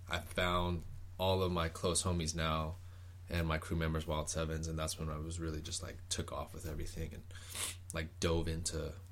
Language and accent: English; Oceanside, California, United States; also born or lived in Los Angeles / Long Beach / Hawaii; Me personally, well, my family's always about out of Oceanside, but I have moved around from L.A., Long Beach, even like Hawaii. Well, my home base has always been Oceanside, California.